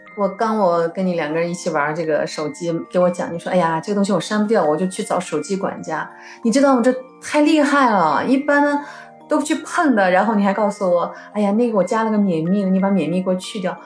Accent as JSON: {"language": "Chinese", "town": "Urumqi", "region": "Xinjiang", "country": "China", "tie": "born or raised there", "said": "我们从小生活在乌鲁木齐、新疆"}